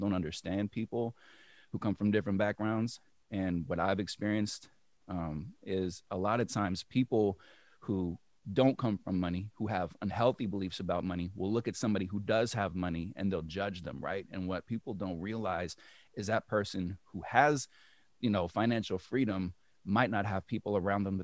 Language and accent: English; Berkeley, California, United States; moved away as an adult; also born or lived in New York / Detroit area / Los Angeles; now in Detroit, United States; I originally come from the Bay Area. I was raised in Berkeley.